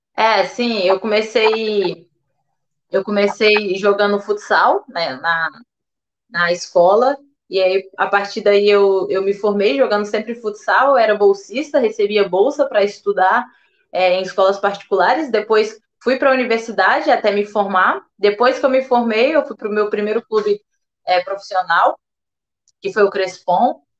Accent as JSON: {"language": "Portuguese", "town": "Brasília", "region": "Federal District", "country": "Brazil", "also_born_or_lived": "Santa Catarina", "moved": "yes", "said": "Foi a primeira vez que eu saí de Brasília"}